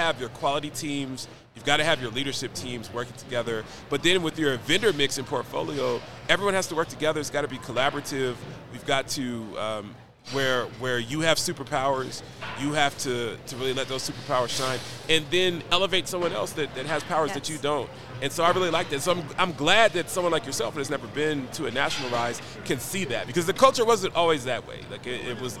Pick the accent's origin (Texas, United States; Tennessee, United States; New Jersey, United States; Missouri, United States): Tennessee, United States; Nashville; I'm from Nashville, Tennessee